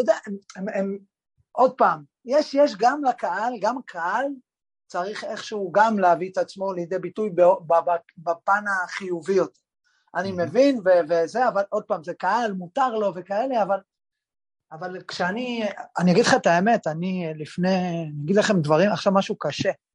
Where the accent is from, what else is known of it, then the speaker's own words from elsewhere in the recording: Kiryat Yam, Haifa District, Israel; כשאני בגיל 15 אה, עברתי, ההורים שלי עברו דירה לקריית חיים, ועברנו לקריית חיים מקריית ים